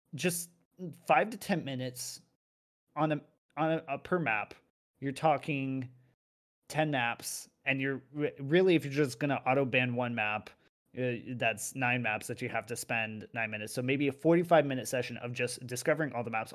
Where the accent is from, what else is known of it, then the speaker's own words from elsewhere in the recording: United States; now in Europe; I'm physically in Europe, but I'm still an American